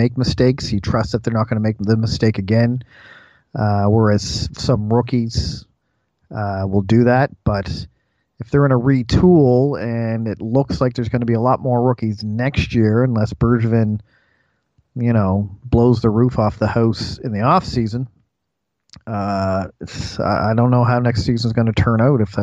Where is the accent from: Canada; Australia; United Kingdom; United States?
Canada; we're Canadian